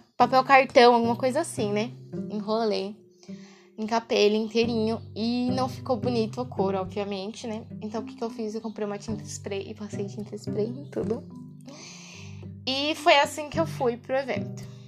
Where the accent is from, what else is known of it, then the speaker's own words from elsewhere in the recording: interior of São Paulo, Brazil; eu sou do interior de São Paulo